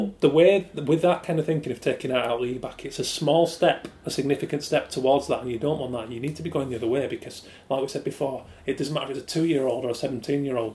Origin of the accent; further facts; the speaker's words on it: Yorkshire and the Humber, United Kingdom; I'm from West Yorkshire, from a small working class town